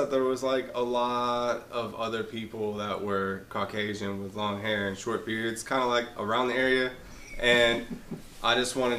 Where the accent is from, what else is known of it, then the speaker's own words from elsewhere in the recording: Bentonville, Arkansas, United States; also born or lived in Kansas City; I was actually born in Kansas City, and then I moved down here when I was younger. But like, I lived in Bentonville for most of my like teenage life. So, like most of my college life.